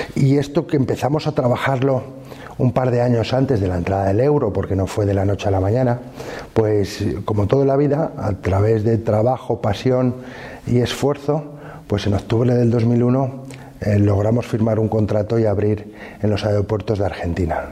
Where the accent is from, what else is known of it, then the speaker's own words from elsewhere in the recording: Fuentes de Oñoro, Castile and León, Spain; also born or lived in Salamanca / United States / Madrid / Brussels; dejé mi pueblo con nueve años